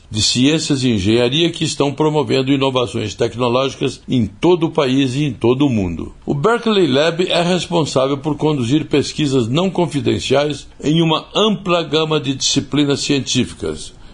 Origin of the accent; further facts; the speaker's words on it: Brazil; Como brasileiro